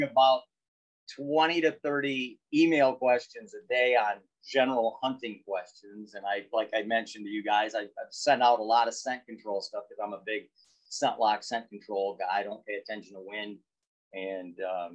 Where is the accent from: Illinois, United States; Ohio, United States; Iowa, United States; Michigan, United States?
Michigan, United States; I am from Michigan.